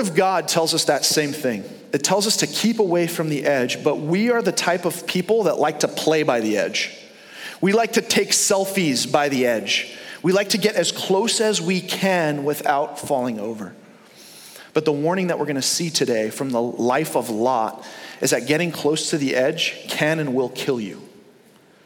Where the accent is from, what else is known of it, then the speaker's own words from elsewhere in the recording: New York, United States; now in Fort Myers, United States; we grew up in New York